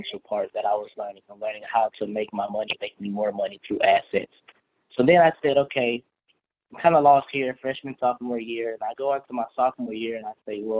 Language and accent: English; Missouri City, Texas, United States; also born or lived in Denton, Texas; I'm a Houston native. So I was born and raised in Missouri City area, if you're familiar with the Houston area